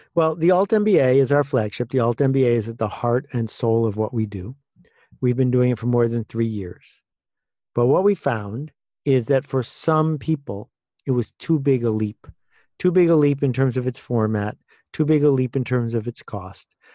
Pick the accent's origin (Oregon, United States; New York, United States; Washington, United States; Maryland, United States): New York, United States; Buffalo; I grew up in a town called Buffalo, which people think is near New York, but it's actually near Chicago, at least culturally